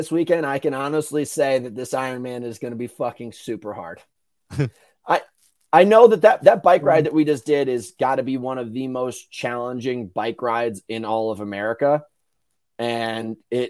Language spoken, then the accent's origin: English; New York, United States; Yeah, dude, New York. I'm from New York. I love New York